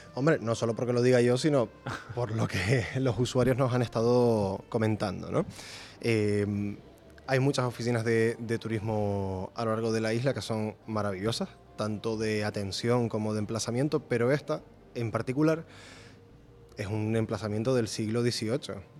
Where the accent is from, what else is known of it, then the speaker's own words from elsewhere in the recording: Gran Canaria, Canary Islands, Spain; Yo nací en Gran Canaria, llevo aquí viviendo casi toda mi vida.